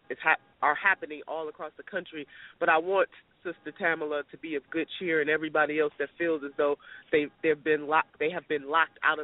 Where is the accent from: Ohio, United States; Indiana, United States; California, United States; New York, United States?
Ohio, United States; Cleveland; I still am from Cleveland, Ohio